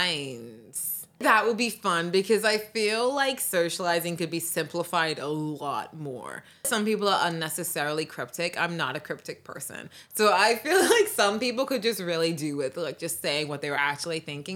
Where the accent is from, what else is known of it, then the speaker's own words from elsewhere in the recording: United Kingdom; I'm British, so I was thinking of this in the UK.